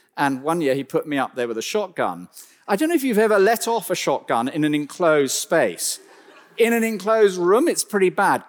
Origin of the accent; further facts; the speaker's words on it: West Country, South West England, United Kingdom; as a small child, we grew up deep in the West Country of, uh, England